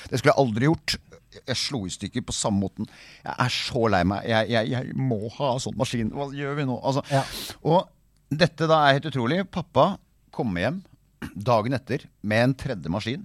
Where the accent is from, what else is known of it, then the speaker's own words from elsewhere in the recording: Ski, Akershus, Norway; Jeg vokste opp i Ski.